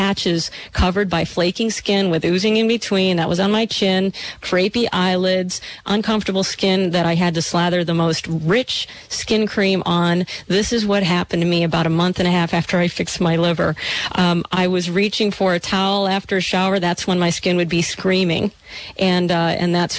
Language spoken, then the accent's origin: English; Michigan, United States; growing up in Michigan